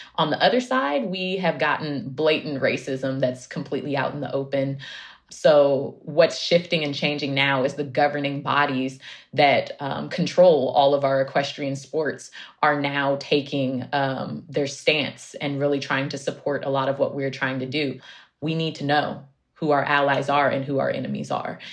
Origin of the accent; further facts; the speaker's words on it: Oakland, California, United States; also born or lived in Central Valley; I grew up in Oakland